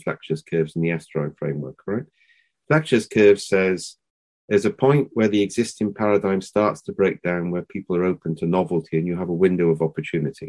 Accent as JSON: {"language": "English", "region": "Wales", "country": "United Kingdom", "said": "we're Welsh"}